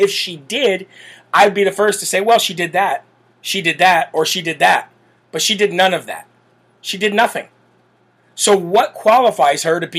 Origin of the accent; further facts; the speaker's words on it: United States; as an American